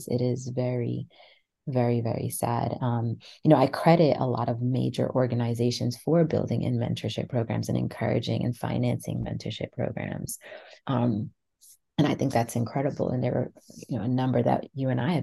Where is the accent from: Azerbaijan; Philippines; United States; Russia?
United States; New York; moved away as an adult; now in London, United Kingdom; I grew up in New York, really big cities, very metropolitan cities.